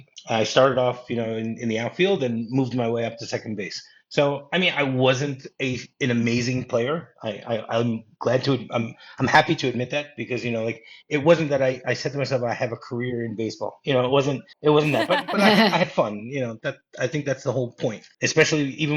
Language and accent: English; Michigan, United States; moved away; also born or lived in New Jersey; I grew up in Michigan